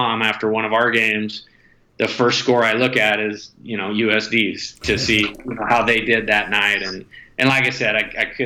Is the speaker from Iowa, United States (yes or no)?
no; Northern California, United States; moved away; I was originally from Northern California